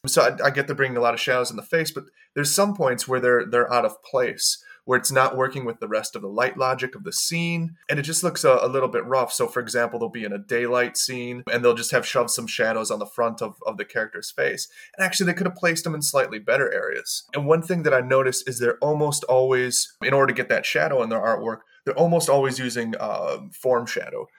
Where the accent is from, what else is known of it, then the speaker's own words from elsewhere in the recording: Milwaukee, Wisconsin, United States; also born or lived in Los Angeles; now in United Kingdom; I grew up in Milwaukee, which is the, the most segregated city in the States